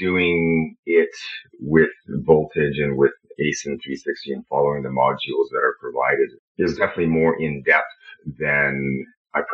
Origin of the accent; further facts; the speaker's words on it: Canada; I'm Canadian. I live in Canada